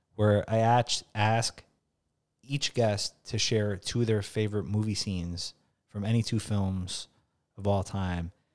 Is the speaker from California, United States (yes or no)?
no; New York, United States; growing up in the Bronx or, like, blue collar background, being an Albanian